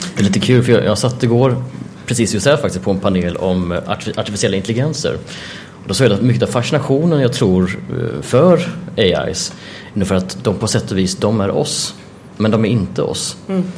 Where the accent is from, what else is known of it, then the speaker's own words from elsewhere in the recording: Jönköping, Jönköping County, Sweden; jag är uppvuxen i Jönköping